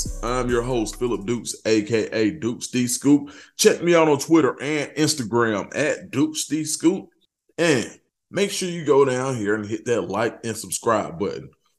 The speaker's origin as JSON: {"language": "English", "town": "Atlanta", "region": "Georgia", "country": "United States", "tie": "born or raised there", "said": "Born and raised in Atlanta, huge Falcons fan."}